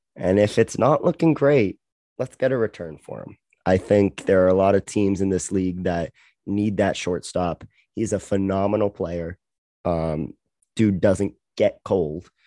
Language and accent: English; Canada; now I have the luxury of being Canadian